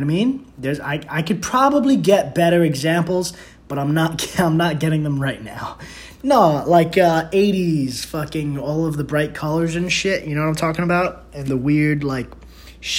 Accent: New York City, New York, United States; I'm from the Bronx, and that's how we

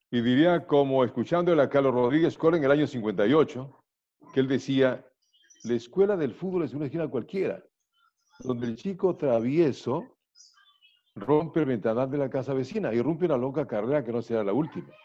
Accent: Guayaquil, Guayas, Ecuador; also born or lived in Riobamba / Quito; yo eh, nací en Riobamba, me llevaron a Guayaquil a vivir, pasé mi infancia en Guayaquil y llegué a Quito a estudiar la escuela

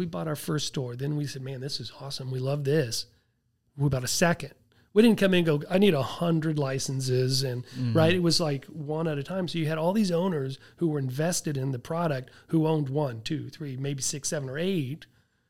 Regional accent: Tulsa, Oklahoma, United States; I grew up in Tulsa, Oklahoma, where they're

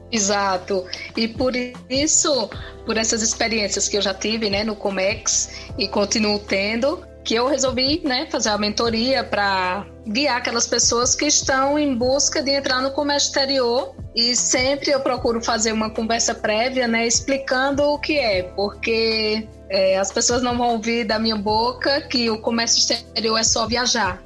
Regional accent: Pernambuco, Brazil; moved away as an adult; also born or lived in Curitiba; eu sou pernambucana, morava em Pernambuco

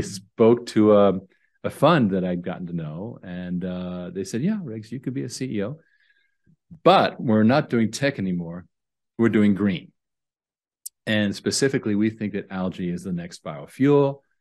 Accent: Canada; I was born in Canada

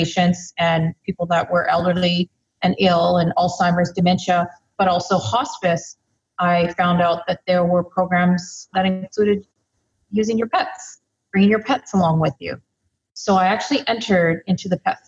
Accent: Lower Mainland, British Columbia, Canada; also born or lived in Victoria, British Columbia; Born and bred in BC, so I'm pretty much a coastal girl through and through. Grew up right here in the Lower Mainland

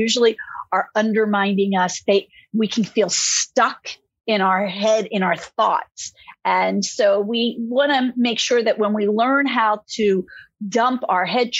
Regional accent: Philadelphia, Pennsylvania, United States; moved away as an adult; also born or lived in Florida; I grew up back in Philadelphia

